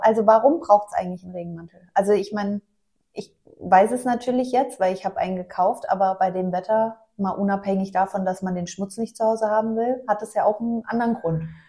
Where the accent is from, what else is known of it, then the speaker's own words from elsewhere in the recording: Mainz, Rhineland-Palatinate, Germany; moved away; ich komme ja gebürtig aus Mainz